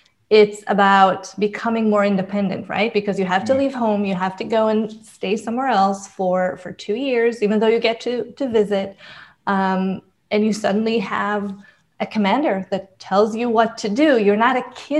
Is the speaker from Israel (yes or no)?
yes; Israel; moved away; I'm originally from Israel. So when I graduated from high school, I actually enlisted to the army because in Israel, it is mandatory